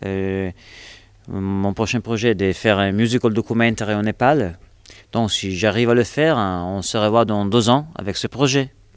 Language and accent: French; Italy; French is a second language; moved away; je suis italien